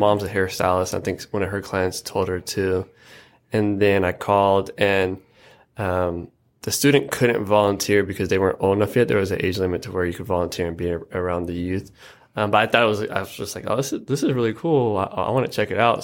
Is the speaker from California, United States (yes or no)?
no; Yakima, Washington, United States; I was born and raised on the, uh, east side of Yakima, which I'm, I'm proud of as well.